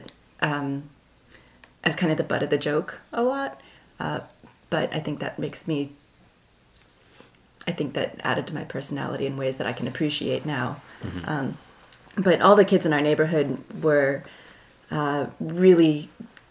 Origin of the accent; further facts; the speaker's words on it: Canton, Ohio, United States; moved away as an adult; also born or lived in Milwaukee; now in Philadelphia, United States; I was born in Canton, Ohio on October 10th, 1972